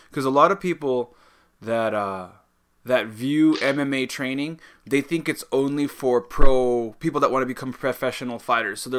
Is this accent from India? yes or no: no; Georgia; now in Shanghai, China; I'm from Georgia.